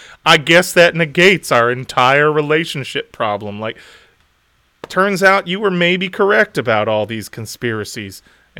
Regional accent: New Orleans, Louisiana, United States; I'm from New Orleans, just so you all know. But I also like men. I'm a gay man from New Orleans

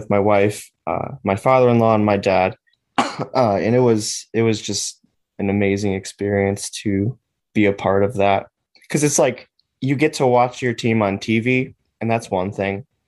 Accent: Chicago, Illinois, United States; we grew up in Chicago.

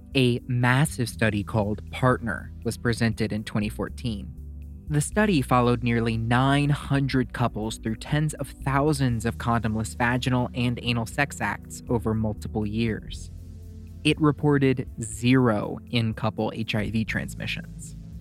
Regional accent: Louisiana, United States; my home state of Louisiana

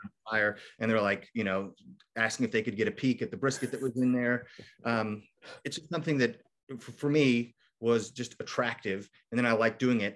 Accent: Kentucky, United States; also born or lived in Michigan; I grew up in Kentucky, so we moved back

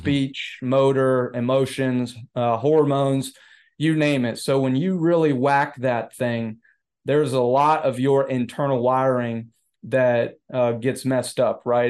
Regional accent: Florida, United States; Yeah, so I grew up in, in Florida, uh, not necessarily, I didn't, I moved around a lot, so there's not a specific, you know, city in Florida I call my home.

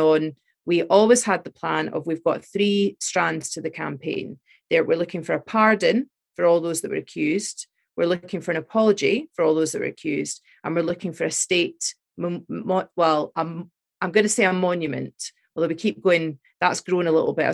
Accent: Fife, Scotland, United Kingdom; also born or lived in England / Glasgow; I'm English, sorry to say. I moved here when I was five, of a Scottish mum. So I grew up in Scotland and was educated in Scotland. You know, I went to school in Fife

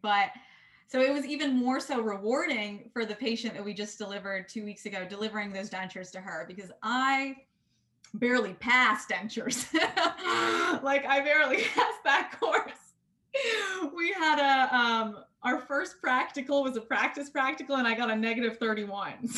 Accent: Atlanta, Georgia, United States; I grew up in Atlanta

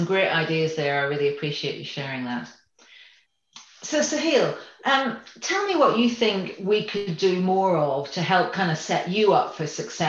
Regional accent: Northern Ireland, United Kingdom; moved away; I grew up in Northern Ireland, where of course you're either Protestant or Catholic, but you don't ask anybody which they are.

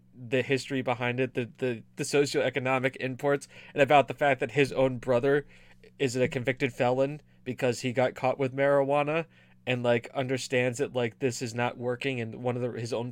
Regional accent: United States; I'm an American

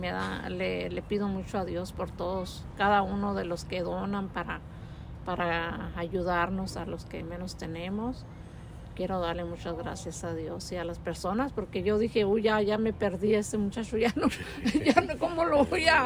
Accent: Durango, Mexico; moved away; Yo soy de, de Durango.

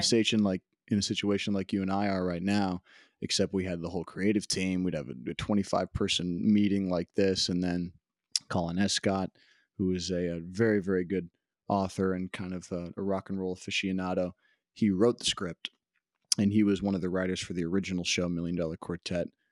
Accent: Des Moines, Iowa, United States; now in Las Vegas, United States; I was born in Des Moines, Iowa

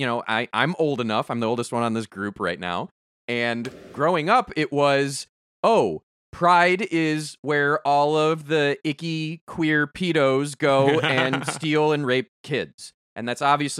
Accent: Chicago, Illinois, United States; I grew up in Chicagoland area.

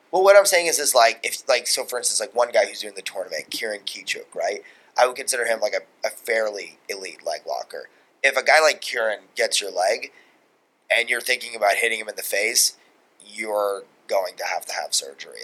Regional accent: Long Island, New York, United States; we're both from Long Island

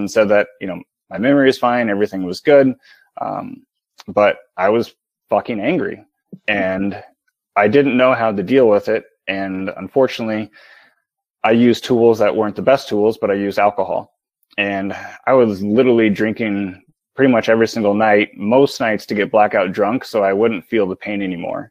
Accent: Midwest, United States; I'm from the Midwest

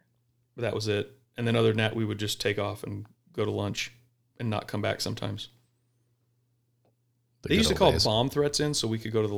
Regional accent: Mesa, Arizona, United States; Mesa, Arizona.

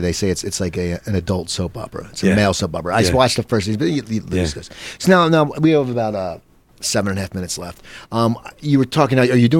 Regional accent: Cherry Hill, New Jersey, United States; moved away; I grew up in Cherry Hills, so it wasn't as bad

